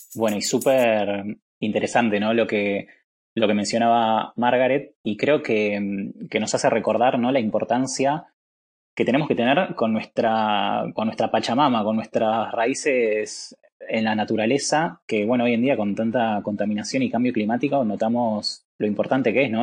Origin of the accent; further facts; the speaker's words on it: Argentina; soy abogado de Argentina